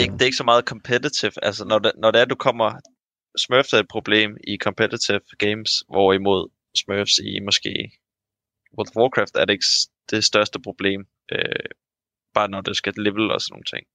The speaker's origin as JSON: {"language": "Danish", "town": "Sorø", "region": "Zealand", "country": "Denmark", "moved": "yes", "lives_now": "Odense, Denmark", "said": "fra Sorø, der hvor jeg kommer fra"}